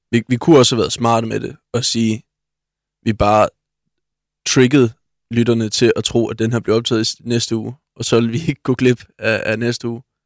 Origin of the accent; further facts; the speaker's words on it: Svendborg, Southern Denmark, Denmark; moved away as an adult; also born or lived in Thurø; now in Odense, Denmark; født på Svendborg Hospital